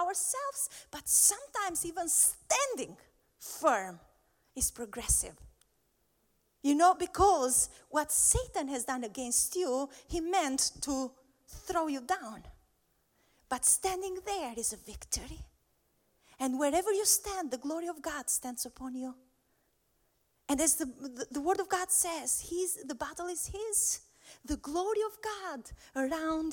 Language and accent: English; Albania; I'm from Albania